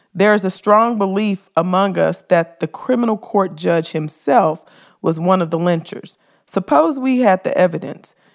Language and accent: English; Memphis, Tennessee, United States; Memphis. That's my hometown